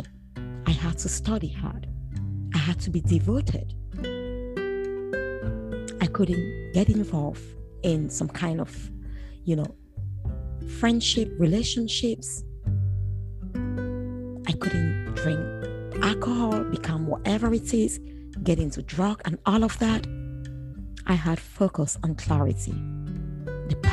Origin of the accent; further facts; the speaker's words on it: English-speaking region of Cameroon, Anglophone Cameroon, Cameroon; now in United Kingdom; I come from Cameroon, as I said before. I'm British Cameroonian. Cameroon is a bilingual nation. I'm from the English-speaking region of Cameroon.